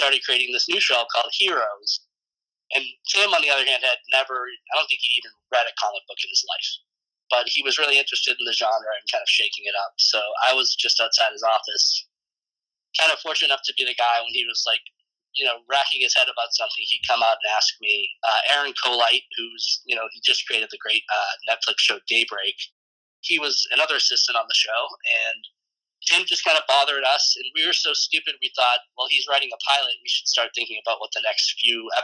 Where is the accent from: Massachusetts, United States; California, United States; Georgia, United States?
Massachusetts, United States; Randolph; moved away as an adult; now in Pasadena, United States; I grew up in Randolph, Massachusetts